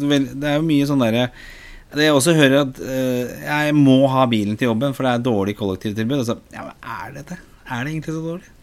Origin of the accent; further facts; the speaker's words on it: Oslo, Norway; er jo født og oppvokst i Oslo